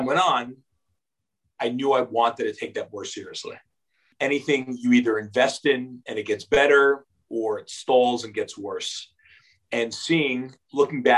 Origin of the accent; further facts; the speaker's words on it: Northern New Jersey, United States; moved away as an adult; now in Israel; growing up in Northern Jersey with only Jewish friends and all the trimmings of conservative American Jewish